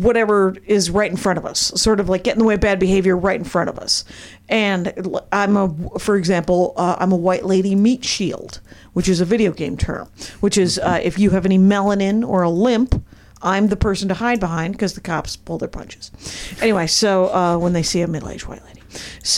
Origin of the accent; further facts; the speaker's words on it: Wisconsin, United States; I was raised in Wisconsin